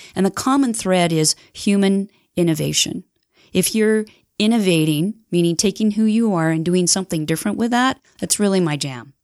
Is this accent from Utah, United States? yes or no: yes; Heber City, Utah, United States; I grew up in Heber City